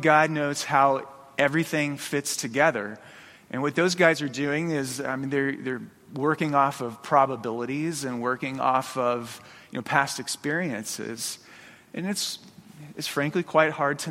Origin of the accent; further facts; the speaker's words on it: Phoenix, Arizona, United States; moved away as an adult; now in Boise, United States; I grew up in Phoenix. From elementary school up through college, you know, all my childhood was there.